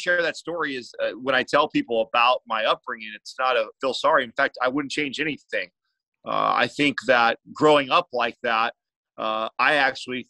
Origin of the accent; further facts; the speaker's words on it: San Jose, California, United States; I'm from the Bay Area, San Jose, California